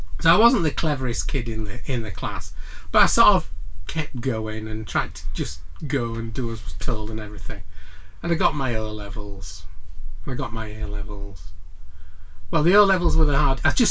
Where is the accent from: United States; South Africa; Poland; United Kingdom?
United Kingdom; Huddersfield, Yorkshire and the Humber; I'm from Dalton, born and bred, really.